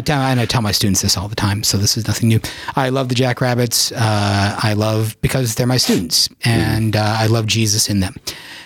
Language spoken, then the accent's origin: English; Yankton, South Dakota, United States; So I'm originally from South Dakota, born and raised in Yankton, South Dakota.